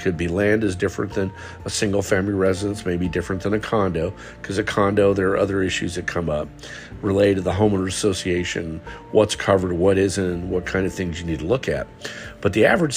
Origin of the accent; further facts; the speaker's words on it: West Coast, United States; moved away as an adult; also born or lived in Southern Alabama; now in Alabama, United States; I'm from the West Coast originally, and I moved here with my wife